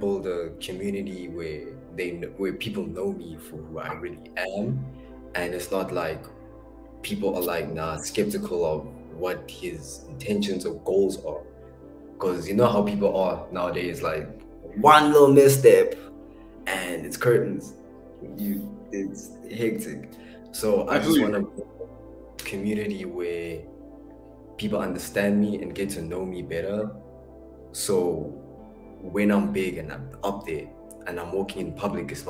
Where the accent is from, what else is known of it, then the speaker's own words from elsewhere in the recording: Soweto, Gauteng, South Africa; also born or lived in Springs; I grew up in Soweto